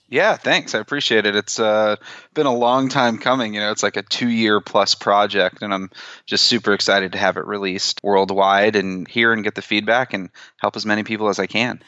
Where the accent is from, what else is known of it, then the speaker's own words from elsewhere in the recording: East Coast, United States; also born or lived in Chicago; now in New York City, United States; I grew up on the East Coast